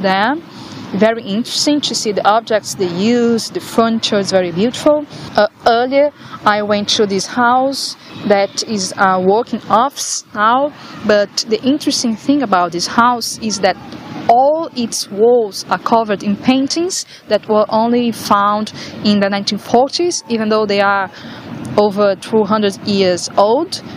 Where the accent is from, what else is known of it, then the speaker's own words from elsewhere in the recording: Brazil; English is a second language; moved away as an adult; now in Ireland; i come from Brazil to study in Ireland for one year to improve my English.